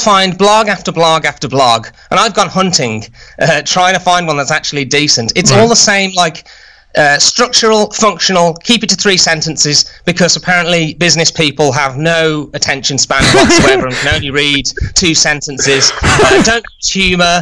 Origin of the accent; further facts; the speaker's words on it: United Kingdom; as a Brit